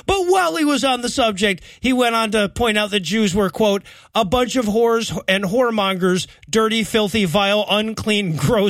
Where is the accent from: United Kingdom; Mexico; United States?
United States; as American atheists